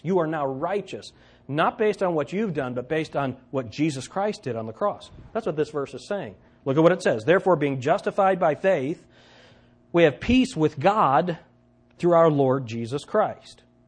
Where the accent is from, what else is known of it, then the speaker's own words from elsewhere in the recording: United States; as Americans, as American believers